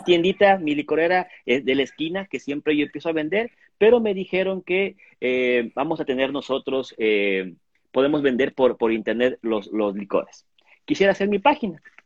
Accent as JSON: {"language": "Spanish", "country": "Ecuador", "said": "nosotros como ecuatorianos"}